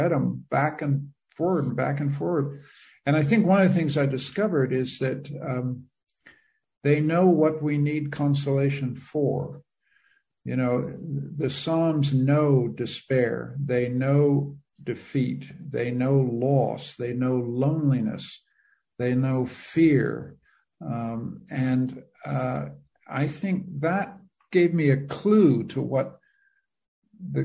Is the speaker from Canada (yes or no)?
yes; Canada; moved away as an adult; also born or lived in Budapest, Hungary; now in Vienna, Austria; I'm a Canadian. I have been a politician in my home country